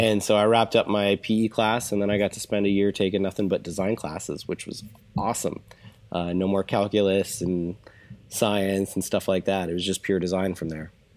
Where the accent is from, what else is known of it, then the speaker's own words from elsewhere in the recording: Orange County, California, United States; I moved out here to Orange County, California when I was about one